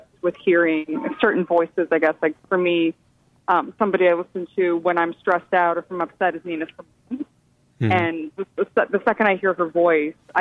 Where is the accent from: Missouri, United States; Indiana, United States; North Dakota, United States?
Missouri, United States; St. Louis; moved away as an adult; now in New York, United States; I am from St. Louis. I moved here actually almost 8 years ago, so I've been here a while. But I lived in St. Louis until I was almost 22.